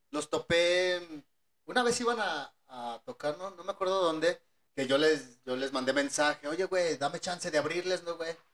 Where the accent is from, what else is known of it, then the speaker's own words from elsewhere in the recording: León, Guanajuato, Mexico; soy de León, güey.